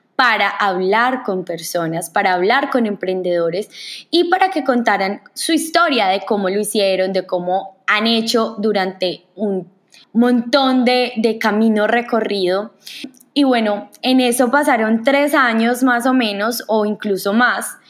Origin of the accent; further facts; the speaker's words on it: Manizales, Caldas, Colombia; moved away; soy colombiana, nací en una ciudad hermosa que se llama Manizales